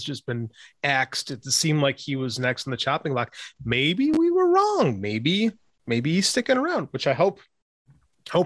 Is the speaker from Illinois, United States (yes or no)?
yes; Chicago, Illinois, United States; I grew up in Chicago with the Bulls